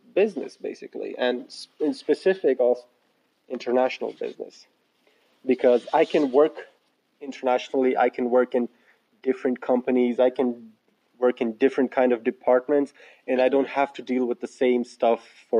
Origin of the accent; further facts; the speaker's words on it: Pakistan; now in Finland; we're actually in Finland, and originally I'm from Pakistan